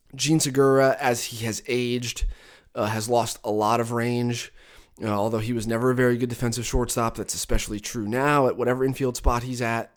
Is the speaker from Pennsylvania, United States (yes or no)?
yes; Catasauqua, Pennsylvania, United States; accent: mid-Atlantic; moved away as an adult; now in Arizona, United States; where I'm from specifically, Cattasauqua, Pennsylvania, is, like, equidistant between New York City and Philadelphia. And so everyone I grew up with talks like me